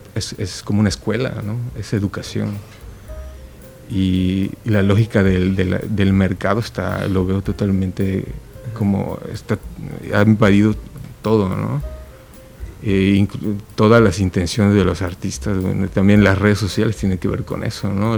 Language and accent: Spanish; Yucatán, Mexico; now in Oaxaca, Mexico; contento de estar aquí en mi tierra